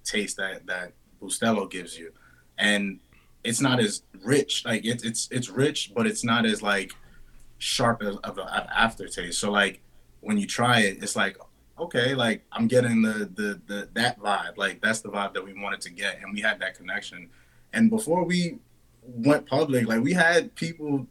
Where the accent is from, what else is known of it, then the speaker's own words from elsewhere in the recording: New York City, New York, United States; we grew up in the Bronx, born and raised